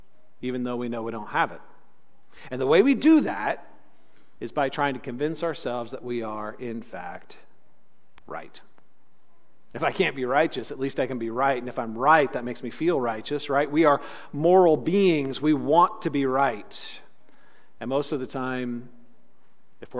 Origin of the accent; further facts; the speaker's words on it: California, United States; Growing up in California